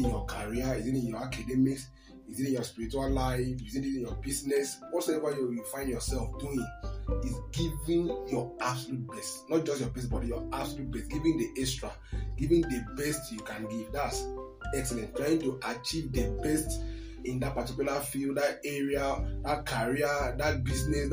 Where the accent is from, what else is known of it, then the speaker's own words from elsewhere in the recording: Akwa Ibom, Nigeria; I'm from Akwa Ibom State